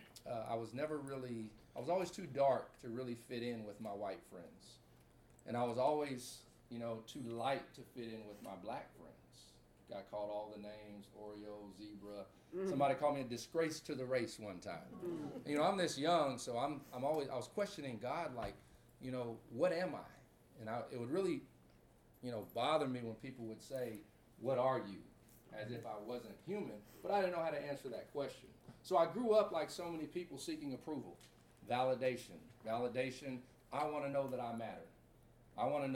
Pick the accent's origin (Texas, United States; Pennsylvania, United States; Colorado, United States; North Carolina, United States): Texas, United States; Baytown; moved away as an adult; also born or lived in Dallas, Texas / Corona, California; I'm from Baytown, Texas, 15 miles outside of Houston.